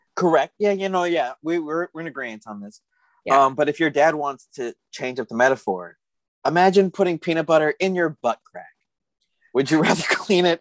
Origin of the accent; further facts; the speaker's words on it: Arizona, United States; moved away; I'm from Arizona